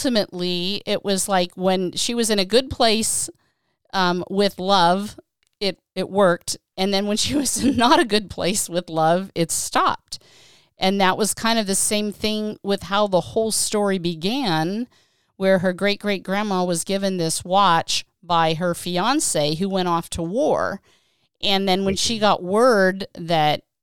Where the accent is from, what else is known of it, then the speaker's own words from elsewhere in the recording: Johnstown, Pennsylvania, United States; moved away as an adult; now in California, United States; I'm from Johnstown originally. I lived back in Western Pennsylvania for 18 years before I moved to California